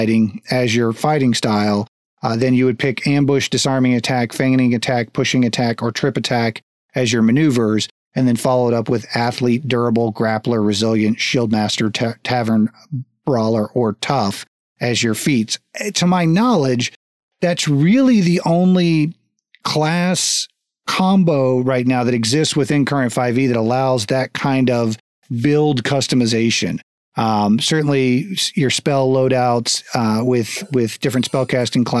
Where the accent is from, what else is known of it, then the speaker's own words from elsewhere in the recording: United States; also born or lived in Texas; I grew up in Florida, Texas.